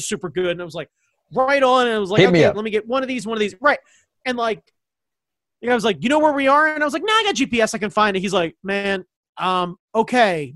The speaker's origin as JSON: {"language": "English", "town": "Baltimore", "region": "Maryland", "country": "United States", "said": "I'm from Baltimore"}